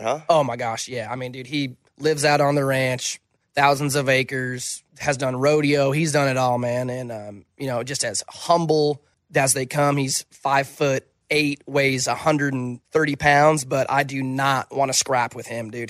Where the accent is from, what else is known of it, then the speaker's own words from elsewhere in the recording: Wyoming, United States; moved away; when I moved away from Wyoming